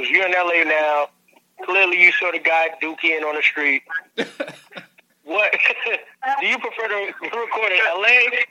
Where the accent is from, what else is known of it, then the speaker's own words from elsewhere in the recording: New York, United States; I'm from New York, too, man.